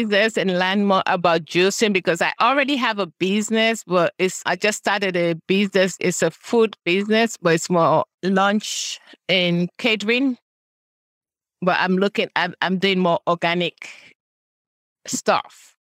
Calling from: Burtonsville, Maryland, United States; I'm coming from Maryland, Buttonsville, Maryland.

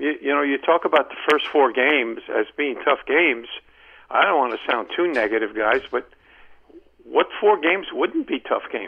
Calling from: Columbia, Maryland, United States; Hey, guys. … from Columbia, Maryland.

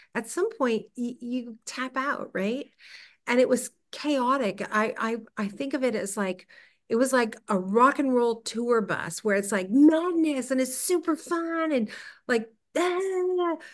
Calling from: Toronto, Ontario, Canada

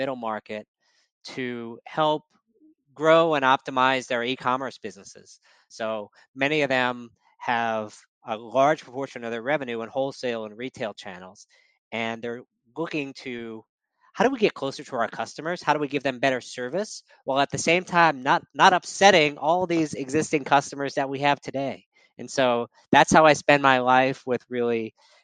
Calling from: New York City, New York, United States; I'm calling from New York City.

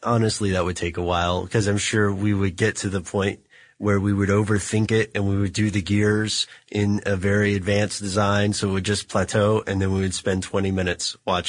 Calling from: Pittsburgh, Pennsylvania, United States

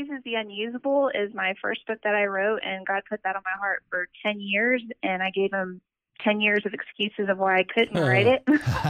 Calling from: Oklahoma City, Oklahoma, United States; I'm calling from Oklahoma City.

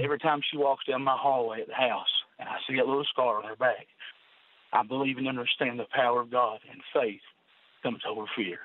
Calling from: Inez, Kentucky, United States; I'm calling from a little town called Inez, Kentucky.

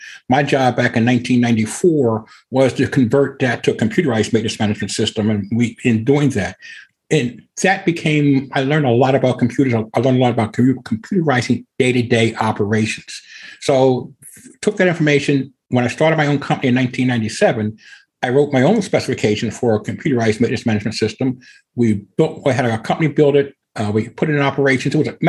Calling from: Evansville, Indiana, United States; Evansville, Indiana, about down in the southwest corner of Indiana, where Illinois, Kentucky, and Indiana come together.

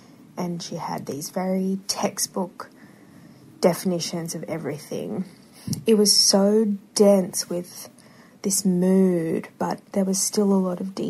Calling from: Sydney, New South Wales, Australia; I'm calling from Sydney, Australia

